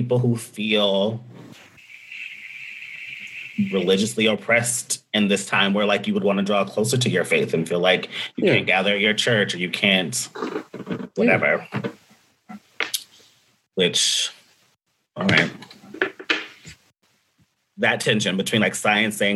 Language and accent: English; Nashville, Tennessee, United States; my hometown of Nashville